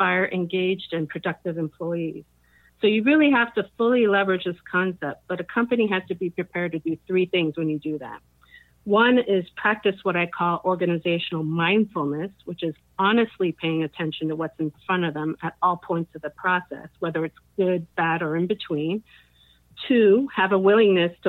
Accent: New Jersey, United States; now in Silicon Valley, United States; I'm originally from New Jersey. I lived in a number of different places and traveled extensively. But we're now based in Silicon Valley, California

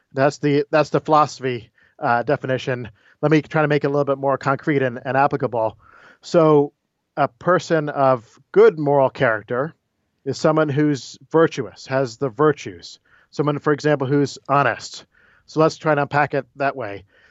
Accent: Florida, United States; also born or lived in Maryland; I was born in Maryland, but grew up mainly in Florida. Went off to school in New Jersey at Princeton and then graduate school at Notre Dame before I was hired here at Wake Forest.

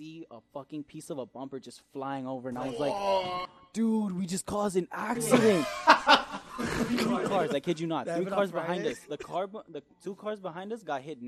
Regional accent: La Puente, California, United States; I'm from La Puente

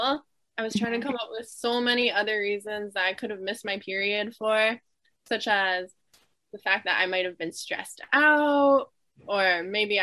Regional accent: Toronto, Ontario, Canada; I'm from Toronto, Ontario, which is a very popular city in Canada

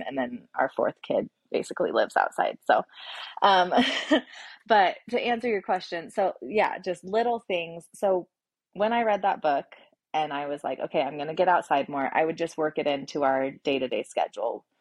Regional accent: Oregon, United States; moved away as an adult; also born or lived in Washington; now in Boise, United States; I was born and raised in Oregon

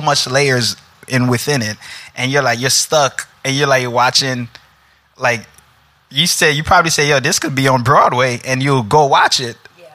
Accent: New York City, New York, United States; now in New Jersey, United States; Originally from Brooklyn, but live in Jersey now.

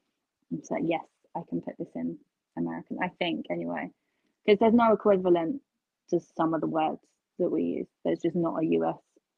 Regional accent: United Kingdom; accent: British; Like, I think my accent is plain. Like, no flavor, no spicy, just plain, bog standard Brit accent.

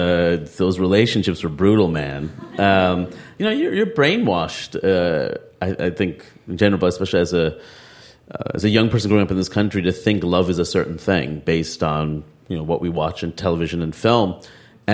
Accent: United States; my life as an American

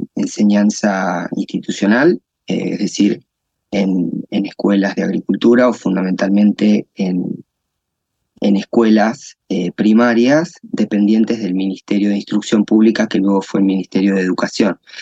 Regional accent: La Pampa, Argentina; also born or lived in Santa Rosa, La Pampa; yo soy eh, eh, argentino, nacido en Argentina, en una provincia del interior del país, eh, que es la provincia de La Pampa

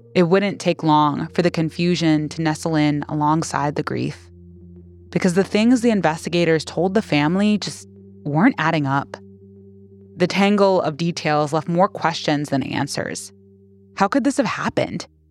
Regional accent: Minnesota, United States; I've spent most of my life in Minnesota

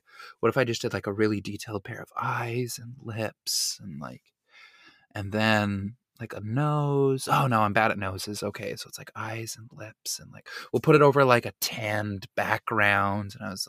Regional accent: Utah, United States; now in New York, United States; I'm from Utah.

